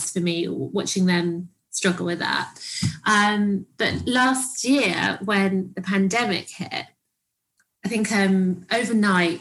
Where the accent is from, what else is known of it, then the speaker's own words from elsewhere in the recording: Cyprus; when we grew up in Cyprus, they lived, we lived downstairs, they lived upstairs.